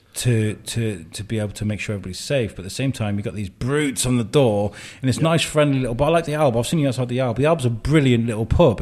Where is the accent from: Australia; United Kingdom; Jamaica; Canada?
United Kingdom; Wrexham, Wales; moved away as an adult; also born or lived in Telford; where I grew up in Wrexham